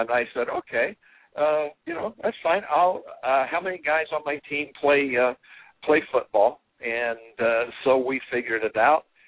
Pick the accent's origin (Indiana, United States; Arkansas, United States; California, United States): Indiana, United States; Terre Haute; growing up in Terre Haute, Indiana